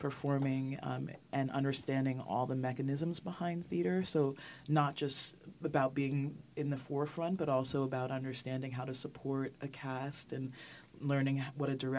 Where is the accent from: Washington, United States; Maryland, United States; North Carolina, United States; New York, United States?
New York, United States; New York City; I actually grew up in Manhattan